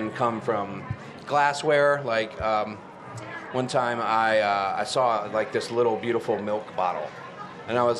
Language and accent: English; Charlotte, North Carolina, United States; I'm actually a native. I grew up born and raised in Charlotte, which is kind of rare these days